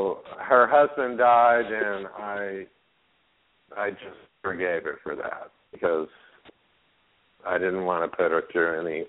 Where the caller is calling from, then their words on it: Palm Springs, California, United States; in Palm Springs.